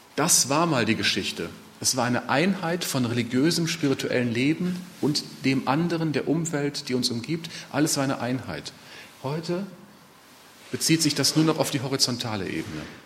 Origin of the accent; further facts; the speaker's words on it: Ruhr area, North Rhine-Westphalia, Germany; bei uns im Ruhrgebiet